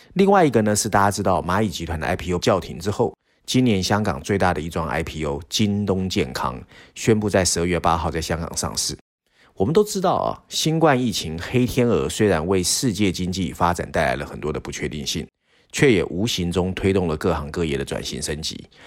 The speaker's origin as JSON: {"language": "Chinese", "country": "Taiwan", "said": "身为台湾人"}